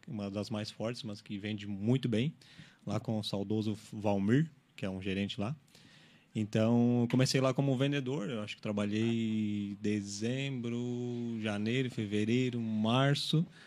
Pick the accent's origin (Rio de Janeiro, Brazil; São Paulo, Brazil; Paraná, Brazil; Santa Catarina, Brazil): Santa Catarina, Brazil; Araranguá; eu sou de Araranguá, né? Eu moro lá, eu trabalho aqui